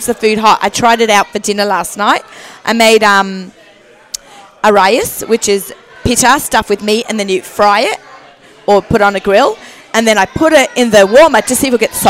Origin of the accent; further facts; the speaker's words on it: Australia; I grew up in Australia